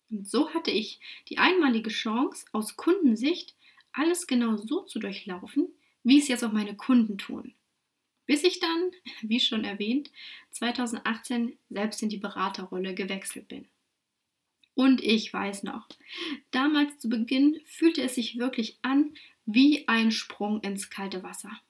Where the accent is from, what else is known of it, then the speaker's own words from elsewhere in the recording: Lutherstadt Wittenberg, Saxony-Anhalt, Germany; now in Dresden, Germany; 28 Jahre jung, geboren und aufgewachsen in Lutherstadt-Wittenberg in Sachsen-Anhalt. Aber seit 2013 darf ich mich nun offiziell Dresdnerin nennen.